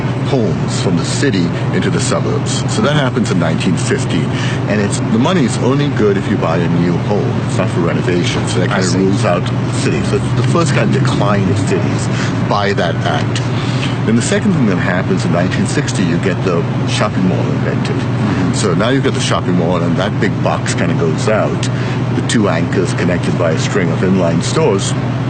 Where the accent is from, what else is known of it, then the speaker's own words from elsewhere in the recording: Mumbai, Maharashtra, India; moved away; also born or lived in Washington; I grew up in Bombay.